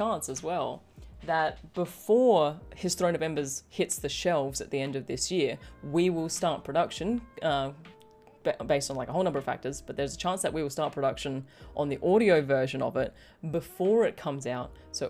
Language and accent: English; United Kingdom; that's because I'm actually British